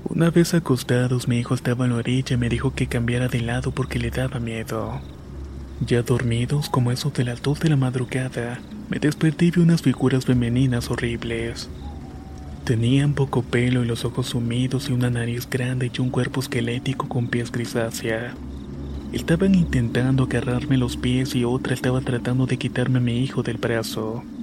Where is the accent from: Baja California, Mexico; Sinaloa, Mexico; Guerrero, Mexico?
Sinaloa, Mexico; Mazatlán; Soy originario de Mazatlán, Sinaloa y muy cerca de donde vivo hay una hacienda de la época de la Revolución